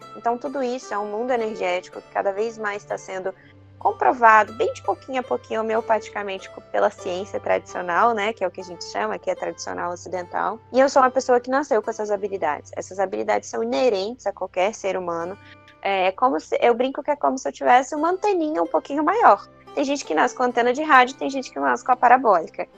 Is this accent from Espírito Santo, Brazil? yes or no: yes; Espírito Santo, Brazil; also born or lived in Vitória, Espírito Santo; eu sou do Espírito Santo